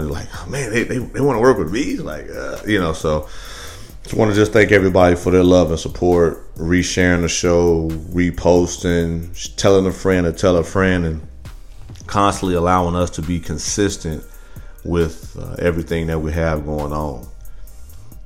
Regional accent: Midwest, United States; I'm from the Midwest

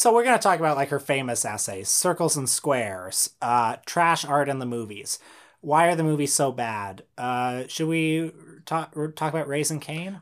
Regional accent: Canada; I had never been less proud to be a Canadian

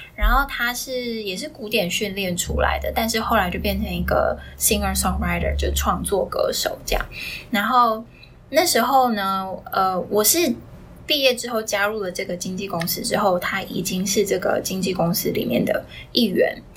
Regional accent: Taiwan; 我是从小在台湾念，呃，音乐班，就是国是古典音乐出身的，嗯。然后就小学三年级就念到高中三年级的电音乐系，然后我是主修中提琴，副修钢琴这样子

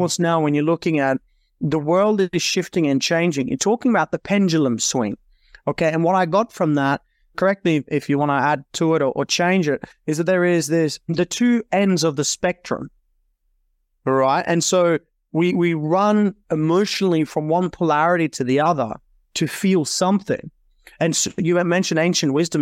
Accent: Norway; moved away as an adult; also born or lived in Australia; I was born and raised in Norway in Europe and then came to Australia at twenty-five

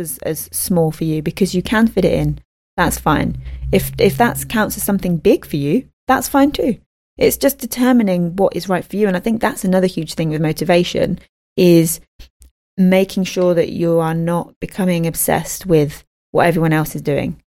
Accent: United Kingdom; I'm a bad Brit.

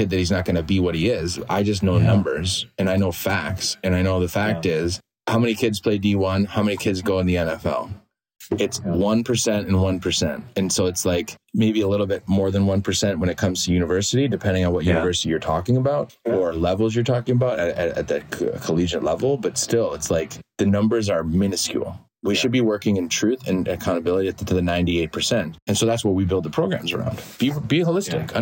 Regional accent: United States; moved away as an adult; also born or lived in England; my home country

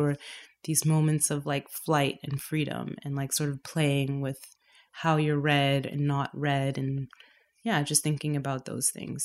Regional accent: Toronto, Ontario, Canada; moved away as an adult; also born or lived in London; now in Berlin, Germany; My family is from Trinidad, but I was born and raised in Toronto

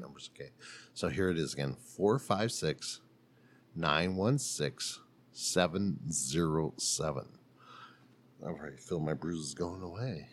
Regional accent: South Dakota, United States; moved away; So I'm from South Dakota

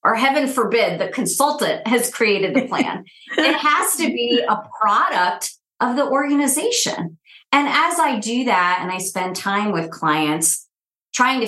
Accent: upstate New York, United States; moved away as an adult; also born or lived in Texas / Minneapolis; now in Kansas City, United States; a painfully shy, first generation Indian girl to immigrant parents growing up in upstate New York

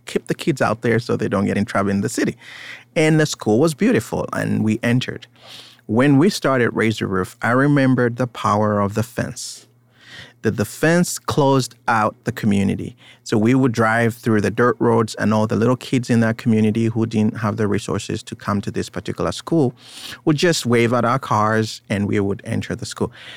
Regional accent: Uganda; now in United States; I was born in Uganda. I am Ugandan in some way, but I live in America.

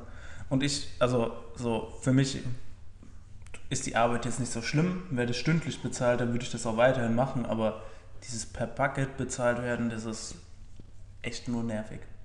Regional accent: Germany; now in Bundaberg, Australia; bei uns zu Hause in Deutschland

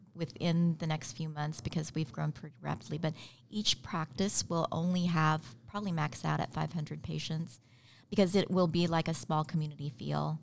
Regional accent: Elkhart, Kansas, United States; also born or lived in Philippines / New York; landed in New York and then moved to Southwest Kansas, little town, Elkhart, Kansas.

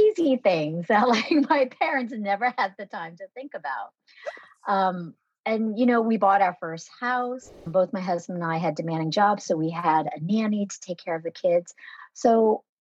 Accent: United States; born or raised there; first language Vietnamese; English is a second language; also born or lived in Nha Trang, Vietnam

